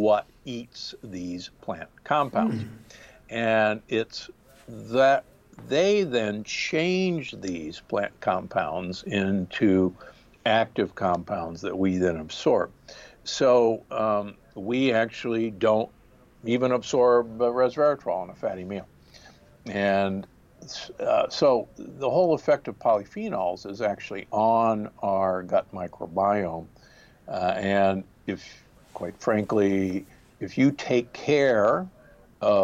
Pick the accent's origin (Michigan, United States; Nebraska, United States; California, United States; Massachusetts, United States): Nebraska, United States; Omaha; born or raised there; also born or lived in Milwaukee, Wisconsin; now in Palm Springs, United States